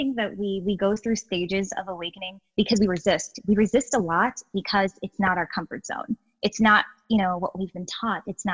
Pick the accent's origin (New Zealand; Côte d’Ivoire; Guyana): Guyana; I'm from South America, I was born in Guyana.